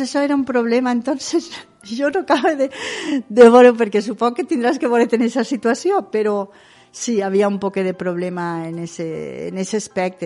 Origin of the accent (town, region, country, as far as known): Ondara, Valencian Community, Spain